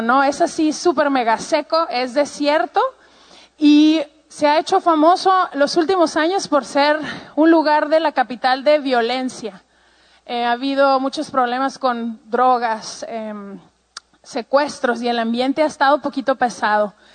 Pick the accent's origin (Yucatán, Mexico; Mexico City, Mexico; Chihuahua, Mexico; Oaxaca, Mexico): Chihuahua, Mexico; Ciudad Juárez; Yo pues soy mexicana, em, tengo treinta y tantos años y eh, crecí toda mi vida en la frontera con Estados Unidos en un lugar que se llama Juárez, Chihuahua